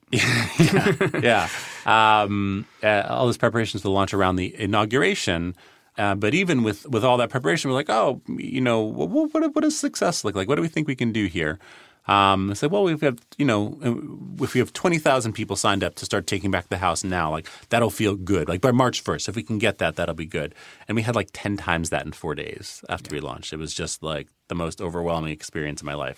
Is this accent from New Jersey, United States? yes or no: no; New York City, New York, United States; moved away as an adult; also born or lived in Boston; I grew up on the Upper West Side of Manhattan